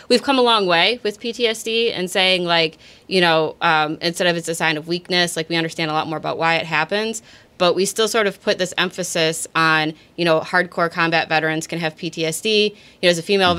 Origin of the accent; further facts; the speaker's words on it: Redford, Michigan, United States; I'm originally from Redford, Michigan